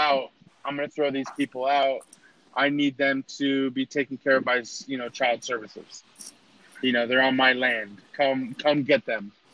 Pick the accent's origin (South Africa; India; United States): United States